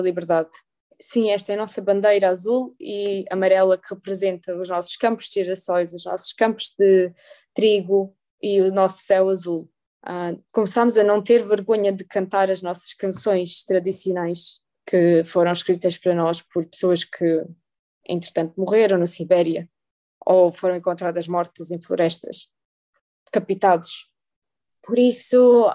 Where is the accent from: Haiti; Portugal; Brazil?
Portugal; Torres Novas, Centro; also born or lived in Galicia, Ukraine; eu gosto de Torres Novas, é a cidade onde eu cresci.